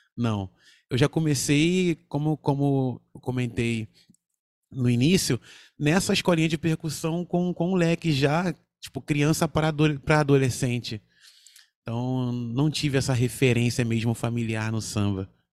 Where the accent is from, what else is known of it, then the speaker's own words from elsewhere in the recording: Rio de Janeiro, Brazil; lá em Cordovil, o lugar onde eu nasci e fui criado.